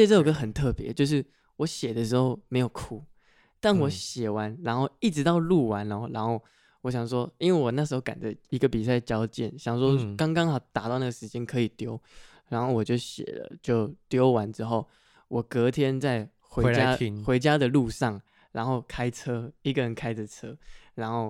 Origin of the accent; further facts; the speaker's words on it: Miaoli, Miaoli County, Taiwan; first language Hakka; 因为它就是我从小到大生长环境会讲的话。它就是我很自然会蹦出来的客家话